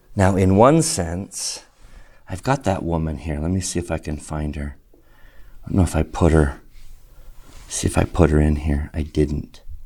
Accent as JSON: {"language": "English", "region": "Utah", "country": "United States", "tie": "born or raised there", "said": "Grew up in Utah."}